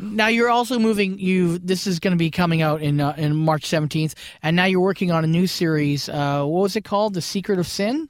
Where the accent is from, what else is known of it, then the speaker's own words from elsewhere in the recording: Brantford, Ontario, Canada; I'm originally from Brantford, and there, Brantford, Ontario